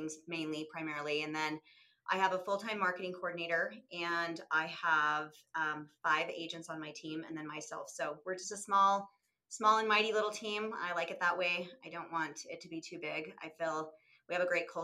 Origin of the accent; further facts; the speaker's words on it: St. George, Utah, United States; moved away as an adult; also born or lived in Salt Lake City, Utah; I'm from Utah. I was born and raised down in southern Utah, down near Lake St. George, and moved to Salt Lake about 28 years ago.